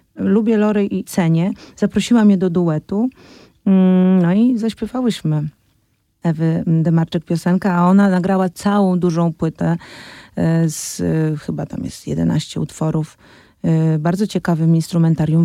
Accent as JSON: {"language": "Polish", "country": "Poland", "tie": "born or raised there", "said": "w kraju, w którym się urodziłam i w którym chcę żyć"}